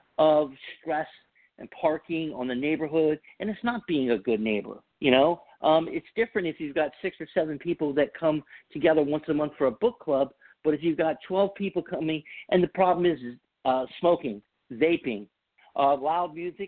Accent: the Bible Belt, United States; moved away; I'm from the Bible Belt

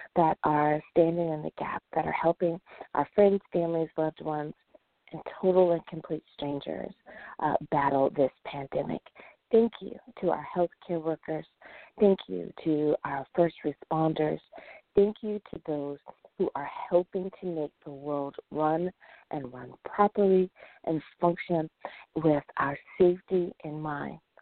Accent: United States; the United States of America. Woohoo! My home country

